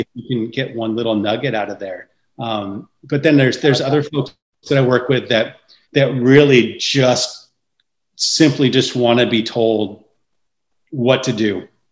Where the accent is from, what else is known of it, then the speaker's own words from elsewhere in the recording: San Francisco Bay Area, California, United States; I grew up in the San Francisco Bay Area